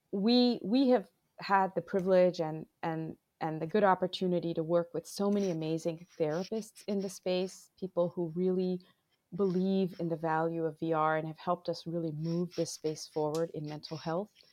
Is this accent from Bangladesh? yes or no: yes; Bangladesh; moved away as an adult; now in United States; I am originally from Bangladesh. I grew up between the U S and Bangladesh.